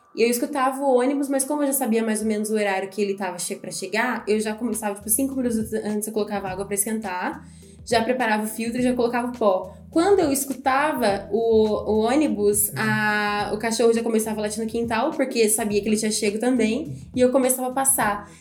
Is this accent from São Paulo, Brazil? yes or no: yes; Campinas, São Paulo, Brazil; Nós somos de Campinas